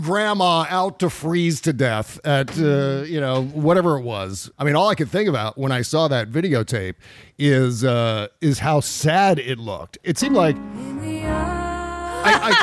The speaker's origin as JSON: {"language": "English", "region": "Upper Midwest", "country": "United States", "accent": "upper Midwest", "said": "that's my upper Midwest accent"}